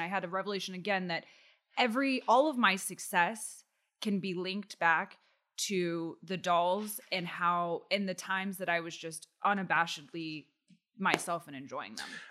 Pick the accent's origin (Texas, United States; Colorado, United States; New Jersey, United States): Texas, United States; Austin; I grew up in Austin, Texas